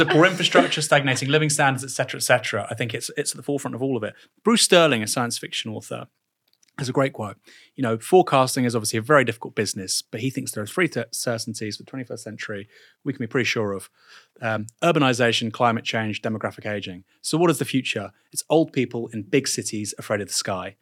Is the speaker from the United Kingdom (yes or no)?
yes; England, United Kingdom; I actually like think of myself as an English person